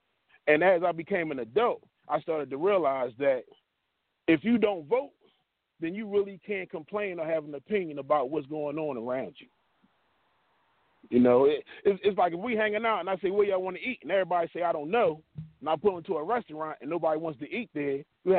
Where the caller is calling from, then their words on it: Pennsylvania, United States; I'm calling from Montgomery County by way of North Philadelphia.